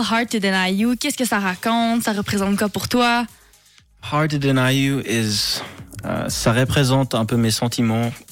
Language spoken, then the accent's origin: French; Quebec, Canada; accent: Quebec; c'est mon vrai accent